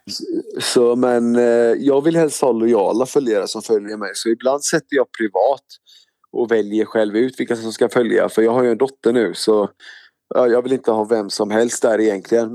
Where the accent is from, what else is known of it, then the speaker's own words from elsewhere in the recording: Stenungsund, Västra Götaland, Sweden; also born or lived in Mölndal / Gothenburg; jag föddes i Mölndal och så bodde jag i Göteborg i ungefär tre år. Och sen så flyttade min familj till eh, Stenungsund. Det ligger bara 30 minuter ifrån Göteborg. Eh, så jag är uppväxt där vid Stenungsund, västkusten